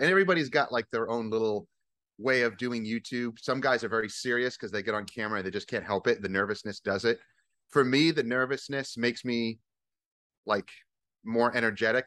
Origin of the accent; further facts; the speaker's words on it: Northeast, United States; moved away as an adult; also born or lived in New York / Vermont; now in Virginia, United States; I'm from the Northeast, uh, originally.